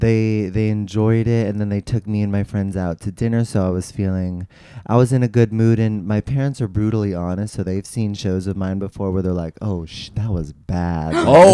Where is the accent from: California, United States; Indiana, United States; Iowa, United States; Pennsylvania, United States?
California, United States; San Rafael; also born or lived in San Francisco; I'm from San Rafael, California, like Marin County. It's like suburb. Yeah. And my mom is Japanese and my dad is a Jewish.